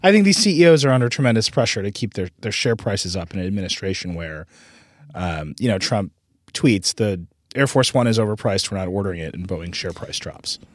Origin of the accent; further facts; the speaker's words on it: Wisconsin, United States; I was I was raised in Wisconsin